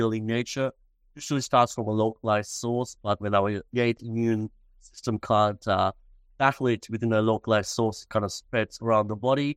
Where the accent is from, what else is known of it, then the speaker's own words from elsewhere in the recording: Sri Lanka; moved away as an adult; also born or lived in Australia; now in Melbourne, Australia; I was originally from Sri Lanka, born and raised, and I came to Australia to do my university studies